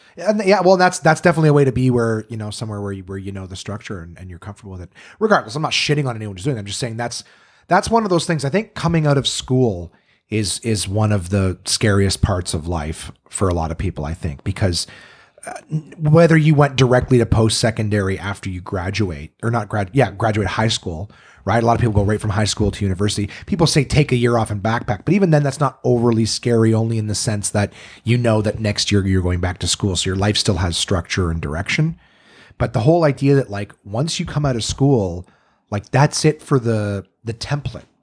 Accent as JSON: {"language": "English", "town": "Ottawa", "region": "Ontario", "country": "Canada", "tie": "born or raised there", "also_born_or_lived": "North Bay, Ontario"}